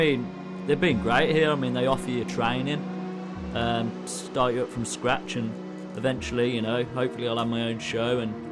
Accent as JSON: {"language": "English", "town": "Birmingham", "region": "West Midlands", "country": "United Kingdom", "accent": "Brummie", "moved": "yes", "lives_now": "Vancouver, Canada", "said": "I'm from England myself"}